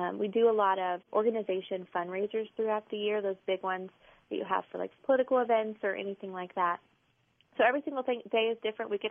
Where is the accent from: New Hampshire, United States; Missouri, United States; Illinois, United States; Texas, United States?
Texas, United States; Alice; now in Corpus Christi, United States; I grew up in Alice, and I live here